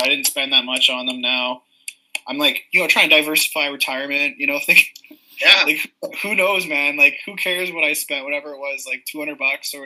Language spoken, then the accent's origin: English; Murillo, Ontario, Canada; I grew up in Murillo